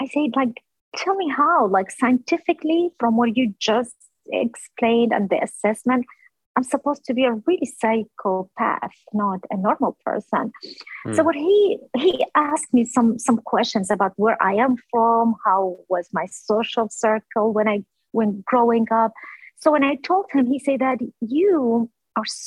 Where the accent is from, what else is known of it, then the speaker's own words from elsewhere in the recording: Erbil, Kurdistan Region, Iraq; moved away as an adult; now in Virginia, United States; I'm originally from Kurdistan, from the city of Erbil, which is the capital of the southern Kurdistan